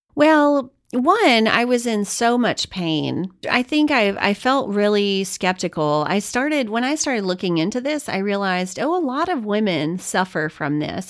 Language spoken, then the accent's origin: English; Louisiana, United States; I'm Cajun, I'm from Louisiana